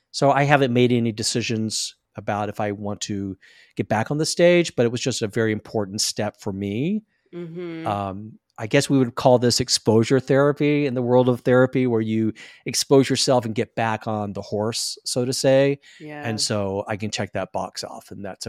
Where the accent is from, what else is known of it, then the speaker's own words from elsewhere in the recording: Deep South, United States; So I'm a Southern boy. I was raised in the Deep South.